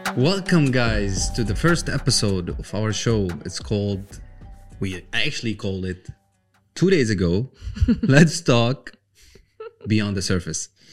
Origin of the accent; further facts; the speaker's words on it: Jordan; moved away; also born or lived in Palestine; I come from Palestine slash Jordan